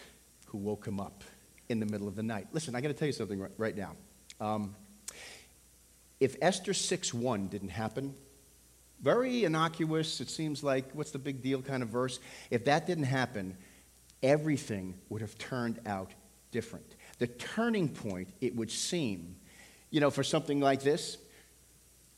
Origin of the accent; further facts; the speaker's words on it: Levittown, New York, United States; I grew up on Long Island. I went to school in Levittown.